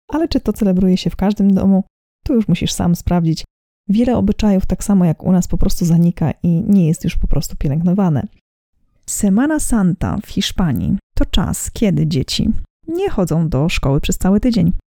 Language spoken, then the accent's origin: Polish; Poland; Ja pochodzę z regionu Polski, w którym po prostu mówiło się chodzić ze święconką, chodzić na święconkę, nikt nigdy nie miał z tym problemu.